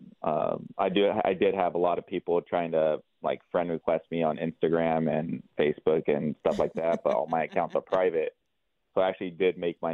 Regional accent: Lodi, California, United States; I'm originally from Lodi. I was born and raised here in Lodi

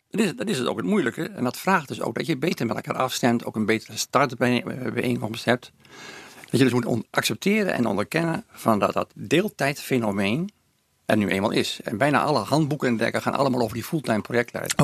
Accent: Groningen, Netherlands; moved away as an adult; now in Hilversum, Netherlands; ik ben het grootste gedeelte van mijn leven heb ik, als Groningen tenminste, hè, want ik ben nu geëmigreerd naar Hilversum. Ja. Dan heb ik het grootste gedeelte heb ik eh, dan toch in de stad gewoond

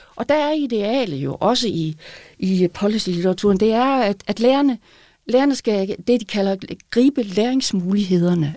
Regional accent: Aalborg, North Denmark Region, Denmark; accent: Aalborgensisk; På Aalborgensis, hvor jeg kommer fra

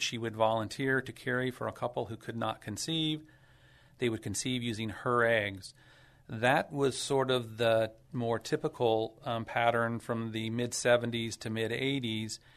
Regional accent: San Antonio, Texas, United States; also born or lived in Dallas / Phoenix / Boston; hometown San Antonio grown, grew up and, uh, was born and raised here

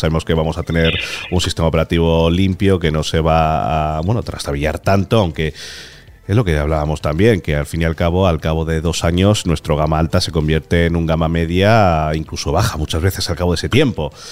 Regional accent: Talavera de la Reina, Castilla-La Mancha, Spain; moved away; cuando voy a Talavera, que es mi tierra

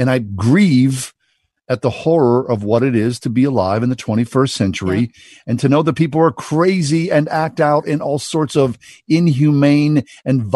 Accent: Swissvale, Pennsylvania, United States; how I was raised in Swissvale in the 1960s and 70s

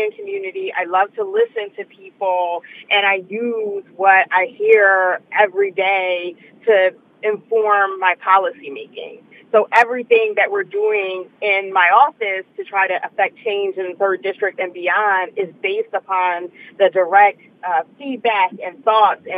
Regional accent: Philadelphia, Pennsylvania, United States; I was born in King Fessing, in the district that I represent right now

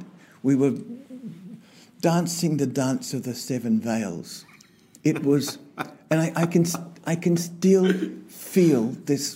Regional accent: Queensland, Australia; also born or lived in England; When I was 8 and my brother was 10, we moved to Australia from England. And I started my schooling and grew up and went through primary school and high school in Queensland

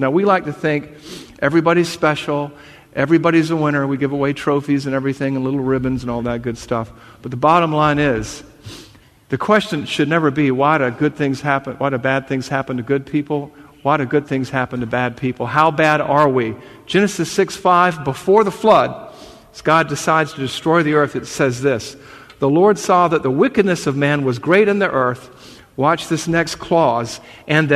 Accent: the South, United States; accent: Southern

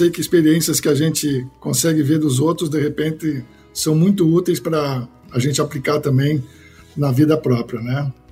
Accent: Porto Alegre, Rio Grande do Sul, Brazil; eu sou gaúcho, né? O sotaque eu acho que já está meio perdido pelas andanças da vida aí, que a gente só se mudou, mas sou gaúcho de Porto Alegre.

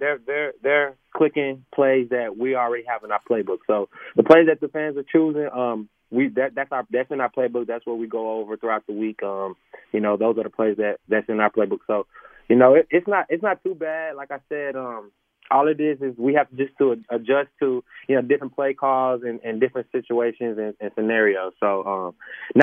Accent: Dallas, Texas, United States; I'm from Dallas, Texas, first time being out here

